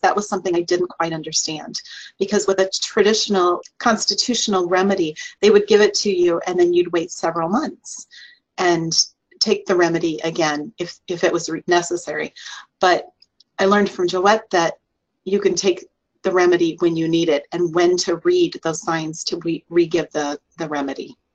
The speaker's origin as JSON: {"language": "English", "region": "Iowa", "country": "United States", "tie": "born or raised there", "said": "was born and raised in Iowa"}